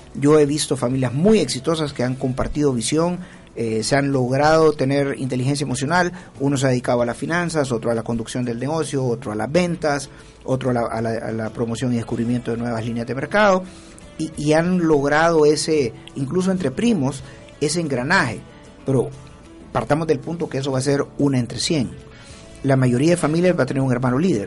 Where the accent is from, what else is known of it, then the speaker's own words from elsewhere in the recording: San Salvador, El Salvador; yo soy de San Salvador